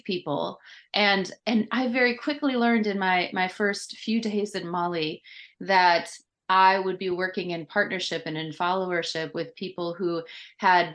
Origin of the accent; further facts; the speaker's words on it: Midwest of the United States, United States; moved away as an adult; also born or lived in Kenya; I grew up in the Midwest of the United States.